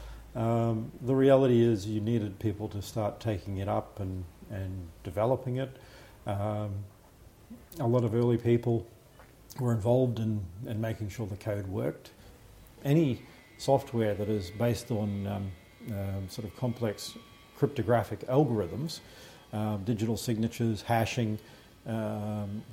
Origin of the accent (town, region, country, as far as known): Australia; accent: Australian